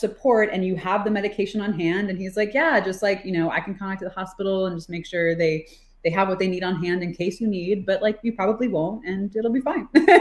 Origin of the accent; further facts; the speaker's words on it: Florida, United States; moved away as an adult; also born or lived in Atlanta, Georgia; I'm from Florida and I was going to college at Emory University in Atlanta. So like I was in a different state than my family